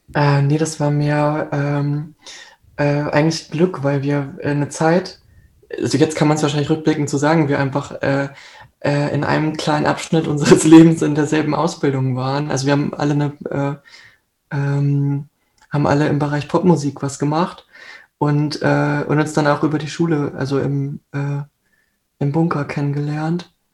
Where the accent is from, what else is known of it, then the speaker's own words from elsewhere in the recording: Hanover, Lower Saxony, Germany; now in Hamburg, Germany; in meiner Heimat in Hannover, das ist so ungefähr der Kreis, aus dem ich komme